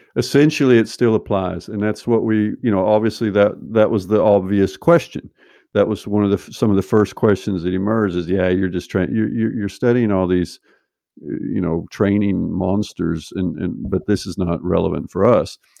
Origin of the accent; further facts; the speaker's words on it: Arkansas, United States; moved away as an adult; also born or lived in Berkeley, California; now in Norway; my dad at ten, he moved us to Arkansas to take a job, built a house out in the country